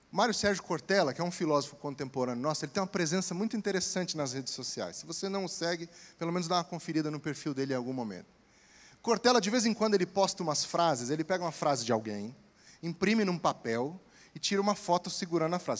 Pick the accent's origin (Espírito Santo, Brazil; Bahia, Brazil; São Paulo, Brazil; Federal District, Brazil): Espírito Santo, Brazil; interior of; moved away; Lá no interior do Espírito Santo, de onde eu vim